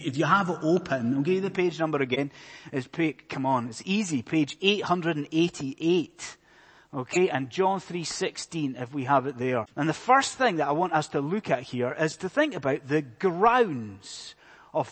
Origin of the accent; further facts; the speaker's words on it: Scotland, United Kingdom; I am a Scotsman